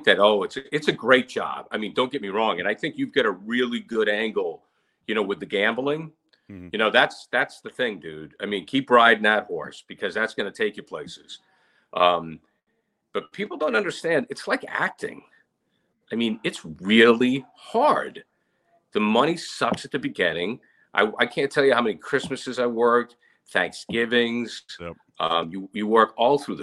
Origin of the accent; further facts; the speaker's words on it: Rumford, Maine, United States; I started at WRUM in Rumford and at playing opera music, you know, my hometown.